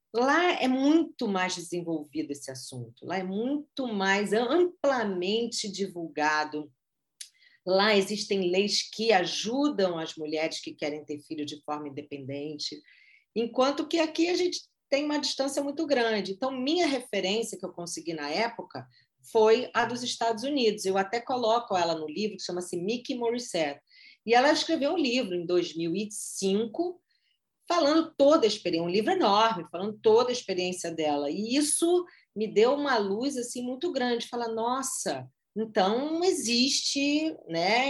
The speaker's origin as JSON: {"language": "Portuguese", "region": "Rio de Janeiro", "country": "Brazil", "said": "sou carioca"}